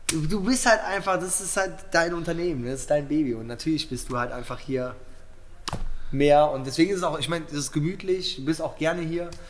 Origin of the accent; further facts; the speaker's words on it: Cologne, North Rhine-Westphalia, Germany; Nee, also selbst als Kölner, äh, bei uns gibt es jetzt kein großes Geschwader.